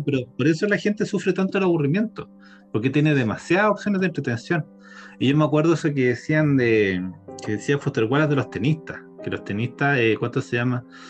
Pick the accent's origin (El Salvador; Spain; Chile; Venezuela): Chile; nosotros como chilenos